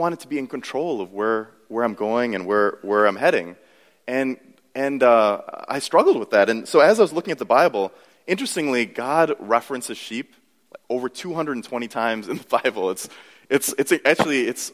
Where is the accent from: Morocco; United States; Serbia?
United States; I grew up in America